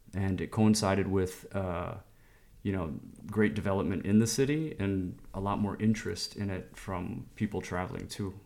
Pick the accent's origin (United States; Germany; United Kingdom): United States; Chicago, Illinois; moved away as an adult; also born or lived in Istanbul, Turkey; now in Lisbon, Portugal; my hometown of Chicago growing up